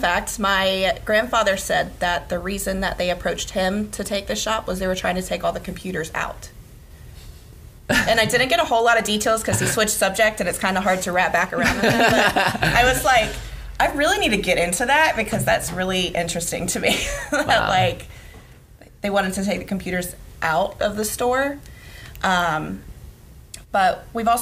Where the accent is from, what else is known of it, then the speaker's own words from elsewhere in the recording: Gainesville, Florida, United States; also born or lived in Orlando, Florida; We moved to Gainesville from Orlando. That's where they were from. I was like 2 or 3